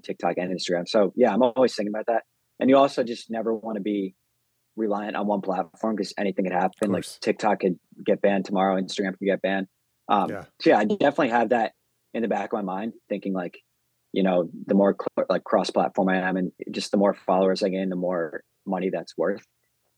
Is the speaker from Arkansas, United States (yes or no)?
no; Denver, Colorado, United States; I'm from Denver.